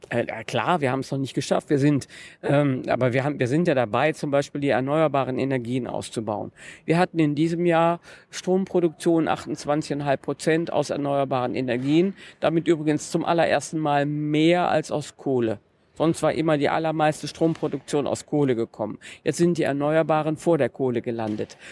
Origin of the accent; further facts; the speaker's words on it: North Rhine-Westphalia, Germany; Vom Niederrhein